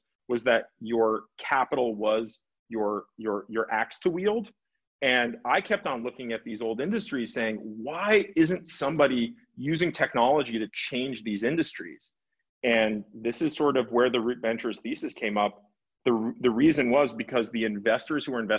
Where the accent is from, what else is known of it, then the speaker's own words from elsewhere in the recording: Los Angeles, California, United States; I grew up in Los Angeles